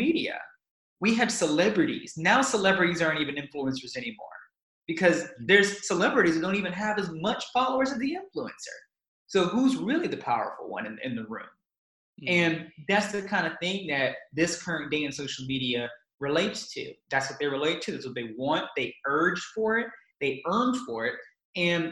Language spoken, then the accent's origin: English; United States; Being an American